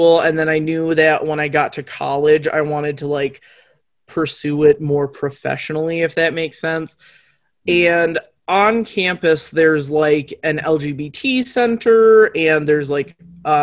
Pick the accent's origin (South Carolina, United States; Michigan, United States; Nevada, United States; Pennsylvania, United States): Michigan, United States; Muskegon; also born or lived in Soddy Daisy, Tennessee; now in Grand Rapids, United States; I grew up in like my early childhood was in Soddy Daisy, Tennessee. And my like young adulthood was in Muskegon, Michigan. And I lived in Muskegon until I graduated high school